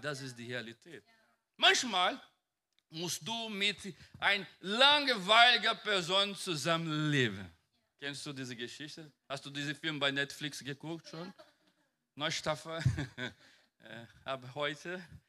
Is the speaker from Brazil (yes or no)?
yes; Brazil; German is a second language; now in Germany; Ich komme von einem Land, mein, ich komme aus Brasilien und mein Bundesland ist ein bisschen Wald oder Pantanal